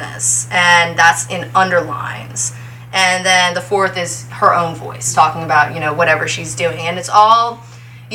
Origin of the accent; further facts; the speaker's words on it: New Orleans, Louisiana, United States; I'm a poet in New Orleans, a lifelong resident of the French Quarter